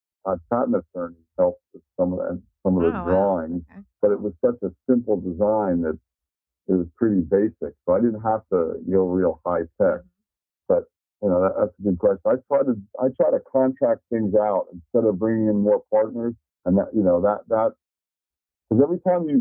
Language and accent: English; Miami, Florida, United States; moved away; also born or lived in Tallahassee, Florida; I grew up in Miami and I went to Florida State and Tallahassee